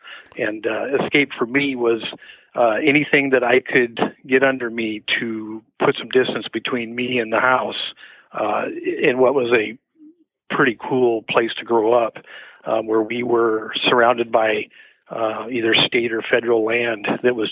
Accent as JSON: {"language": "English", "town": "Methow", "region": "Washington", "country": "United States", "tie": "born or raised there", "also_born_or_lived": "Seattle, Washington", "moved": "as an adult", "said": "I grew up in the Methow there and until I was 18 years old"}